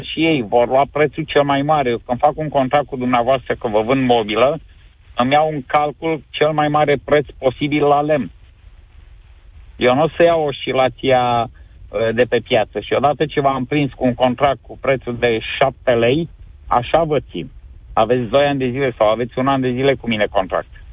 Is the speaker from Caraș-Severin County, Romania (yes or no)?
no; Galați, Galați County, Romania; Sunt din Galați